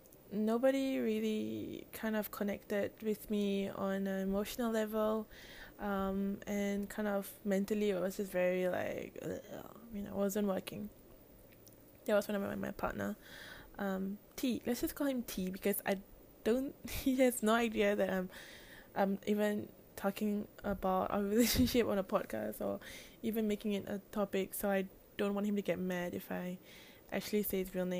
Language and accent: English; Singapore; also born or lived in Melbourne, Australia; I'm actually from Singapore. I mean, I'm based in Singapore still